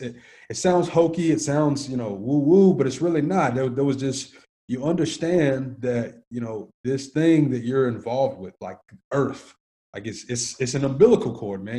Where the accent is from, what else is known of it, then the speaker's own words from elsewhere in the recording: Antioch, Tennessee, United States; I grew up in Antioch, Tennessee, which is about 20 minutes